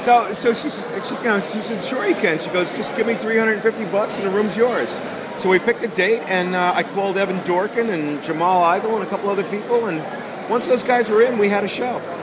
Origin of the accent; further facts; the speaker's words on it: Asbury Park, New Jersey, United States; also born or lived in Newark, New Jersey; my childhood roots in Asbury Park, I was born in Newark